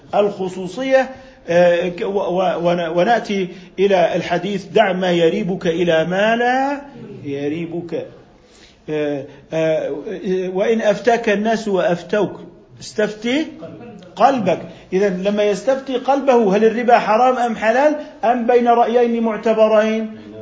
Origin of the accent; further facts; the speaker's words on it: Jordan; عندنا في الأردن